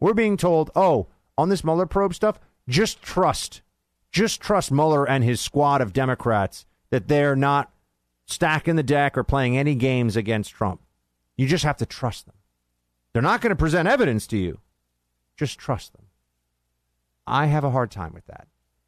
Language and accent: English; New York, United States; I'm from New York. A lot of Italians in New York, too.